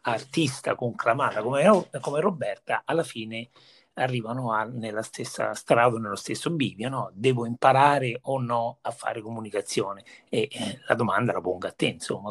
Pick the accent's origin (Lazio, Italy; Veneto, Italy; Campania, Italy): Lazio, Italy; Viterbo; moved away; io personalmente sono cresciuto a Viterbo